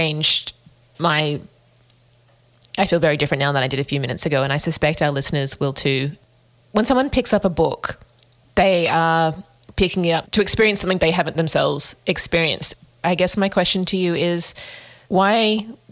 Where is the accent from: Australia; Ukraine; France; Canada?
Australia; we as Australians